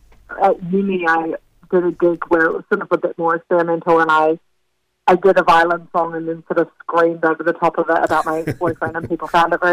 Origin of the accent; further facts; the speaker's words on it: New Zealand; moved away; I'm originally from New Zealand